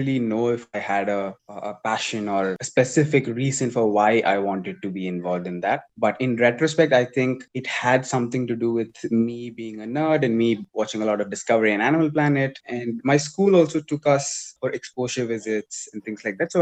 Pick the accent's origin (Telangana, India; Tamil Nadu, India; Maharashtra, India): Tamil Nadu, India; Tiruchirappalli; I went to school in a place called Kamalani Ketin, which is in my hometown.